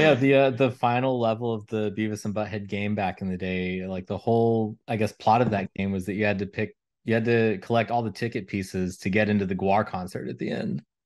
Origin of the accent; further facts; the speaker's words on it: Elizabethtown, Kentucky, United States; moved away; my hometown in, um, Elizabethtown, Kentucky